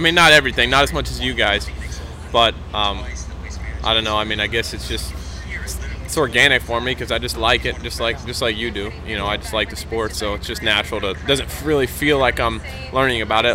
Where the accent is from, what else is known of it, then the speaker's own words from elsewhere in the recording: Florida, United States; I, I grew up in Florida